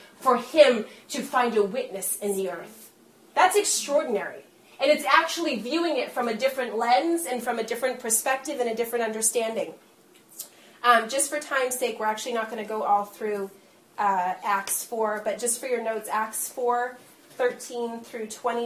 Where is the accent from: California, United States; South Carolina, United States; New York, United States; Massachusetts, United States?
Massachusetts, United States; I'm from Massachusetts